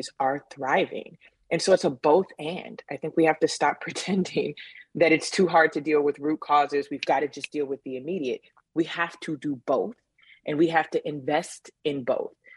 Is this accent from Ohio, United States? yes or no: no; Chicago, Illinois, United States; being a kid growing up in Cabrini